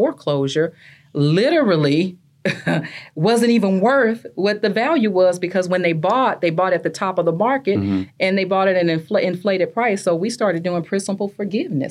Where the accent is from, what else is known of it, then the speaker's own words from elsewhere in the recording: Louisiana, United States; also born or lived in Acres Homes, Houston, Texas; now in Houston, United States; I am originally from Louisiana. I'm a Louisiana girl, born and raised, and now I'm an Acres Homes girl.